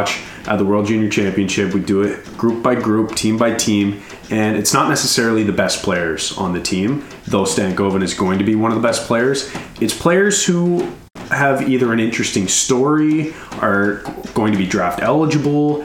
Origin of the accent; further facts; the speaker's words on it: Canada; being Canadian